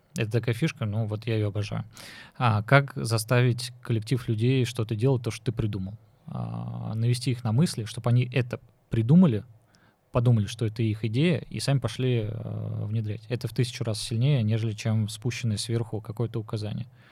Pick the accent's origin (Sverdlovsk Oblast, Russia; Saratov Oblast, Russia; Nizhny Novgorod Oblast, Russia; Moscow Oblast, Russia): Nizhny Novgorod Oblast, Russia; Nizhny Novgorod; я вот Нижегородец